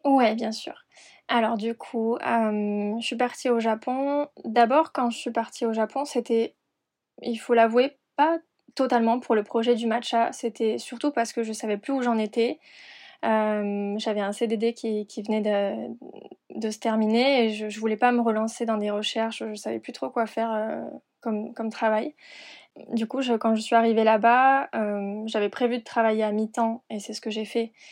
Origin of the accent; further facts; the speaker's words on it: Perpignan, Occitania, France; also born or lived in Montpellier / London / Argentina / Hong Kong; now in Paris, France; Je suis originaire de Perpignan